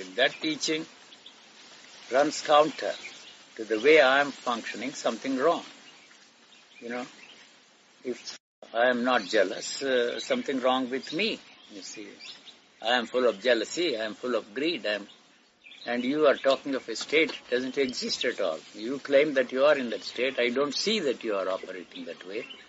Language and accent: English; Gudivada, Andhra Pradesh, India; The place where I grew up in Andhra is called Gudiwada